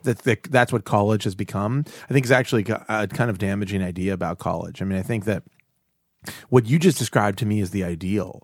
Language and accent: English; Pittsburgh, Pennsylvania, United States; I grew up in Pittsburgh, Pennsylvania